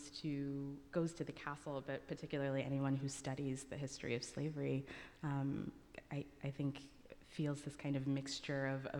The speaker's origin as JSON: {"language": "English", "region": "Alabama", "country": "United States", "tie": "born or raised there", "also_born_or_lived": "Ghana", "said": "having come from a country, Ghana, that had this involvement in slavery, and then ending up, I grew up in Alabama, so ending up in a state where the, you know, effects of slavery are still so strongly felt"}